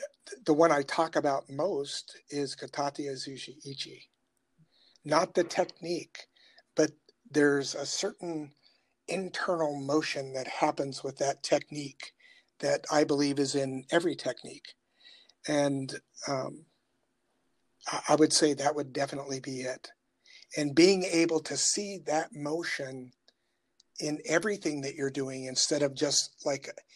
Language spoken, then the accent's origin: English; Appalachia, United States; now in Lexington, South Carolina, United States; And we grew up in the Appalachia area